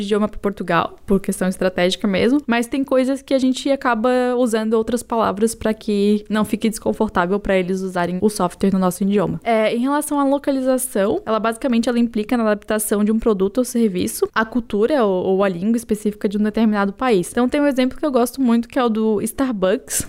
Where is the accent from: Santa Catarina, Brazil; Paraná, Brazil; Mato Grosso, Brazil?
Santa Catarina, Brazil; Florianópolis; Eu sou uma manezinha da ilha, então nasci e cresci aqui em Florianópolis.